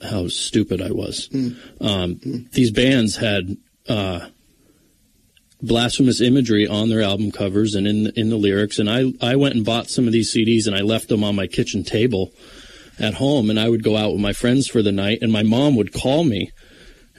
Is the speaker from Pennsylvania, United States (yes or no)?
yes; Mountaintop, Pennsylvania, United States; now in Mifflinville, United States; I grew up in Mountaintop, Pennsylvania